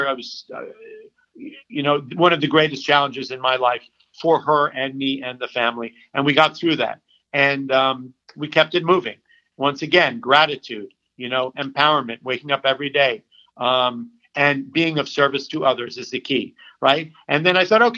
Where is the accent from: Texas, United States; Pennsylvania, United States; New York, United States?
New York, United States; New York City; I grew up on the Upper West Side to a privilege